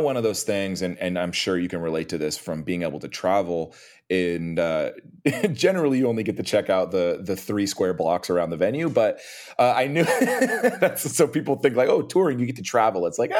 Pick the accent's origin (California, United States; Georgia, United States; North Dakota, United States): California, United States; Costa Mesa; also born or lived in Long Beach / Montreal; So I was born in Long Beach, and then I grew up in Costa Mesa, and then kind of around the time when the band started, my mom took us down to South Orange County.